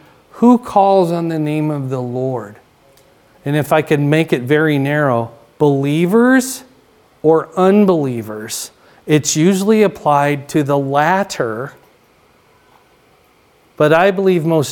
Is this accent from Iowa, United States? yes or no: yes; Iowa, United States; we're from Iowa, but if you're from southern Iowa, you talk different